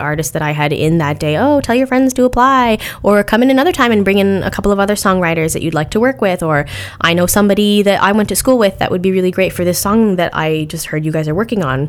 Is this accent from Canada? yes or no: yes; Canada; I'm Canadian